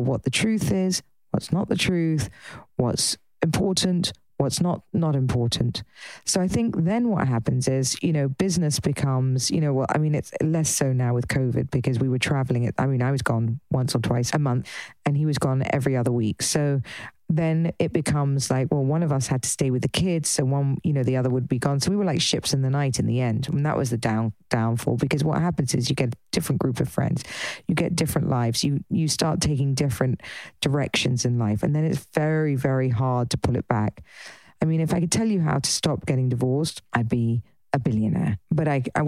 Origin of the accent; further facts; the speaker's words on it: England, United Kingdom; being English